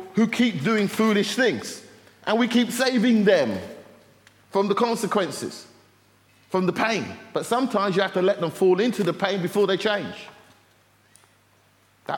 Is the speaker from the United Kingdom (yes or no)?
yes; United Kingdom; We're British